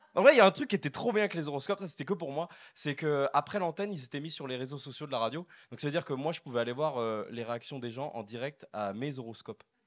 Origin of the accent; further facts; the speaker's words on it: France; je viens de France